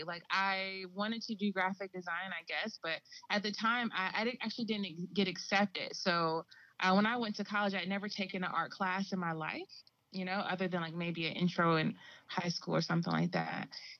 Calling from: North Carolina, United States; I'm in North Carolina. Yeah. So I'm down here in the South.

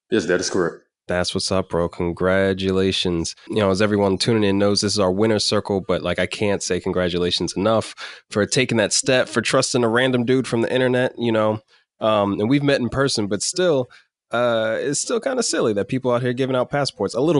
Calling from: Dallas, Texas, United States; Um, Dallas, Texas.

